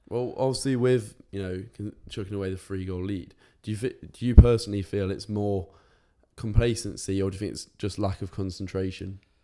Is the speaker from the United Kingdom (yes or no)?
yes; England, United Kingdom; my, my home country.